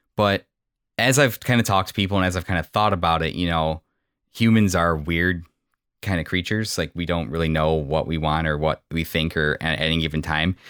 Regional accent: Illinois, United States; moved away as an adult; also born or lived in south side of Chicago; now in Northwest Indiana, United States; I grew up in Illinois

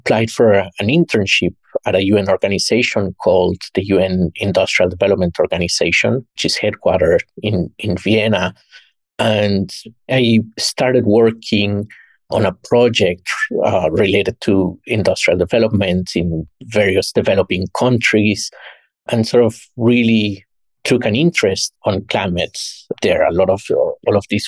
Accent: Mexico; moved away as an adult; also born or lived in New York; went back home, my home country in Mexico

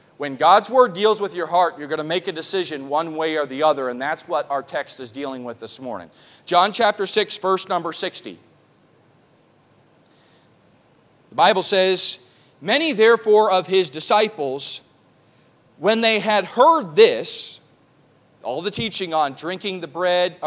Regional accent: New York City, New York, United States; also born or lived in Oklahoma; now in Riverhead, United States; I grew up in New York City

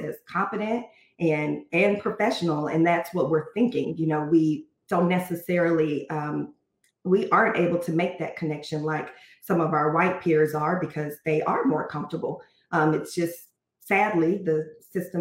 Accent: Fort Worth, Texas, United States; as African-Americans growing up in an area, I'm from Texas, from Fort Worth.

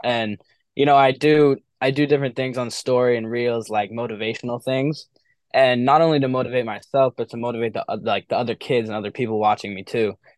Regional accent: Milford, New Hampshire, United States; Milford is my hometown. It's my public school. It's where I've always grown up

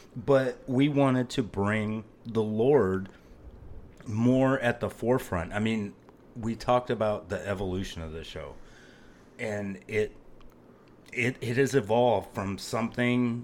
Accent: Phoenix, Arizona, United States; moved away; I am originally from Phoenix, Arizona

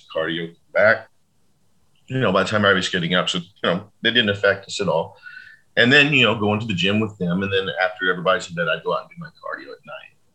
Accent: Fort Worth, Texas, United States; in Fort Worth, you know, in my hometown

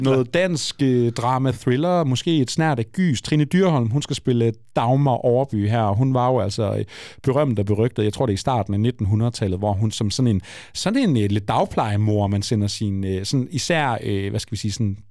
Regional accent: Frederikshavn, North Denmark Region, Denmark; Jeg undskylder mange gange for at være fra Frederikshavn

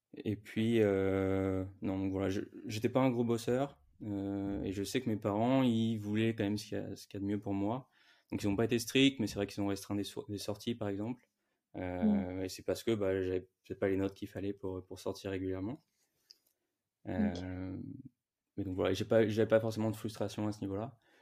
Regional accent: Ville-d'Avray, Île-de-France, France; là où j'ai grandi, euh, en région parisienne, une petite ville qui s'appelle Ville d'Avray.

